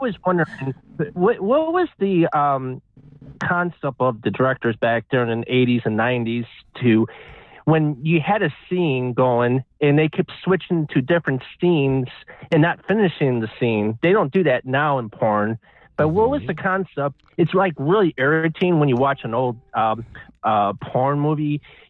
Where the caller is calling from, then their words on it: Ohio, United States; This is … from Ohio.